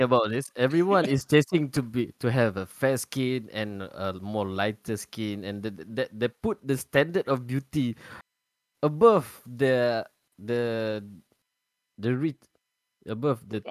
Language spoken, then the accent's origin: English; Kelantan, Malaysia; moved away; I grew up in a uh, village. Uh, I was from Kelantan